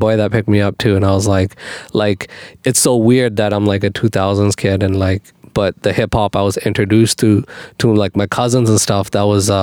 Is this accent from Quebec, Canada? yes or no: no; Calgary, Alberta, Canada; I was born in Calgary, Alberta, Canada